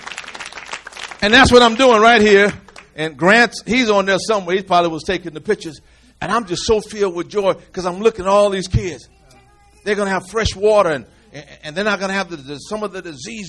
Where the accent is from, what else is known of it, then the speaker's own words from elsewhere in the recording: United States; I'm from America.